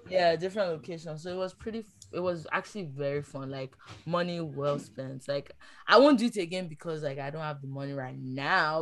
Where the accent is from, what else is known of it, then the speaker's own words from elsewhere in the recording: Nigeria; moved away; I'm from Nigeria